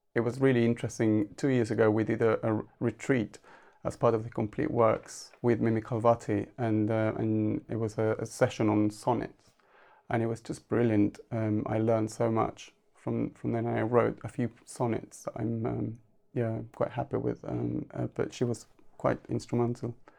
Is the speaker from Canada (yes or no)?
no; Argentina; first language Spanish; English is a second language; moved away as an adult; now in United Kingdom; I was born in Argentina, but came to the U K in nineteen ninety-six